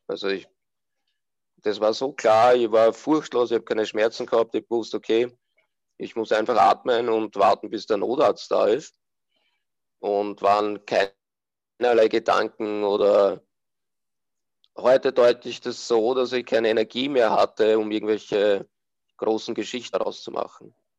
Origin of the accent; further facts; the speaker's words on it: Austria; bin aus Österreich